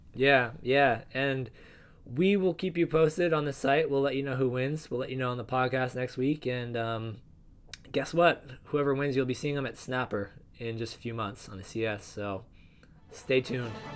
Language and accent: English; New Jersey, United States; I'm from New Jersey